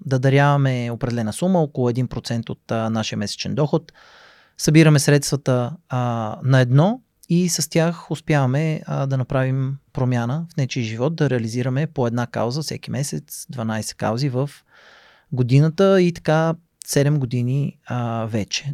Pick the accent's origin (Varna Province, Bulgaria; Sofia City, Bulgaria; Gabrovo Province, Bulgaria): Sofia City, Bulgaria; Sofia; израснал съм в София